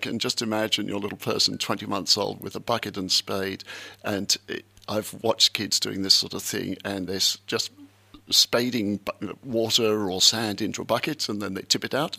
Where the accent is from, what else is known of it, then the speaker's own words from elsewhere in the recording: Essex, East of England, United Kingdom; now in Australia; I wasn't born in Exeter, I was born in Essex.